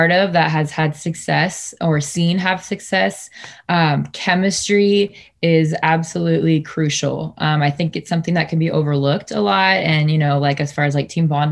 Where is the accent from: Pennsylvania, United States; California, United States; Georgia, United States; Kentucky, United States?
California, United States; Sacramento; also born or lived in Fresno, California / El Paso, Texas; I am Sacramento born, raised, proud to be from the 916.